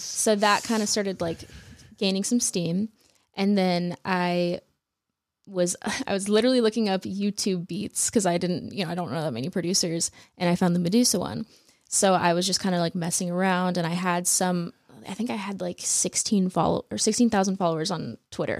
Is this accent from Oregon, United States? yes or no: no; Phoenix, Arizona, United States; I'm from Phoenix.